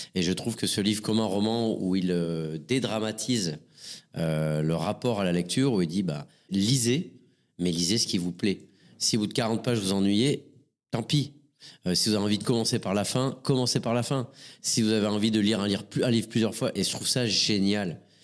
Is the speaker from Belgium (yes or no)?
no; Montpellier, Occitania, France; je suis né une première fois euh, à Montpellier euh, le 16 avril 1974